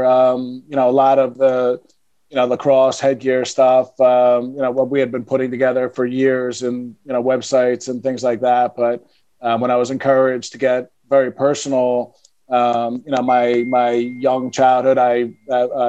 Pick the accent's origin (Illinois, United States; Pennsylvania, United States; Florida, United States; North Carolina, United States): Pennsylvania, United States; Philadelphia; moved away as an adult; also born or lived in New York City; I was born and raised in Philadelphia, loved Philadelphia, thought I'd spend my whole life in Philadelphia.